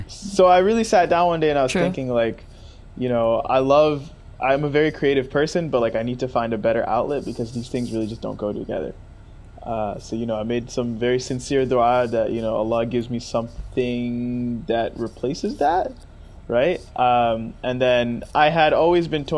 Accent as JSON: {"language": "English", "region": "upstate New York", "country": "United States", "moved": "as an adult", "lives_now": "California, United States", "said": "I'm from New York, right? Even though I'm from upstate New York"}